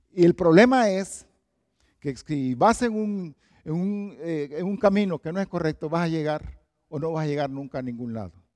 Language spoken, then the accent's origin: Spanish; Valle de Ángeles, Francisco Morazán, Honduras; moved away; Yo vengo de Honduras, de Tegucigalpa y específicamente de un lugar que se llama Valle de Ángeles